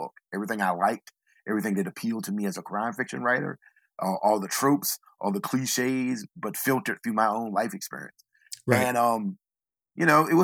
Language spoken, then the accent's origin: English; Southeastern Virginia, United States; I'm from Southeastern Virginia. I live in a small town